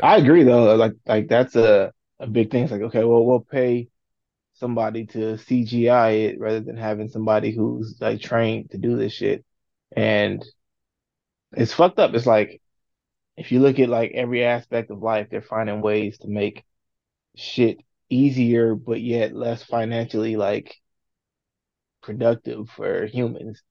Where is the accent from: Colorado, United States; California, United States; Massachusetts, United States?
California, United States; now in Indiana, United States; I grew up in California. have to live out here in Indiana